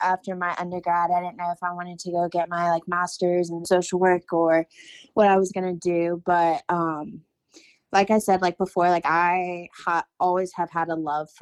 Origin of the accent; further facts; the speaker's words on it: Winston-Salem, North Carolina, United States; I'm from Winston-Salem